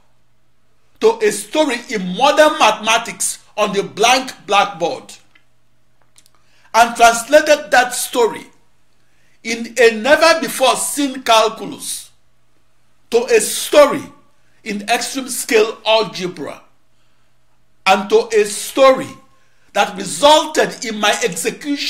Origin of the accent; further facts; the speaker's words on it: Onitsha, Anambra, Nigeria; moved away; also born or lived in Corvallis, Oregon, United States / Los Alamos, New Mexico, United States; my hometown of Onitsha, Nigeria